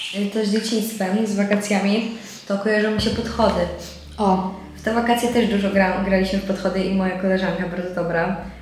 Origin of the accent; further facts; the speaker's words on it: Słupsk, Pomeranian Voivodeship, Poland; Potem jak wróciłam do domu, zaczęłam chodzić na słupskie bulwary